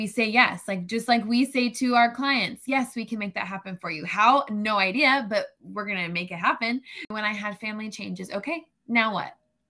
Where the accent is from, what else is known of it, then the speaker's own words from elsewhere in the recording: Florida, United States; We moved around a good bit, but most of my life has definitely been in Florida.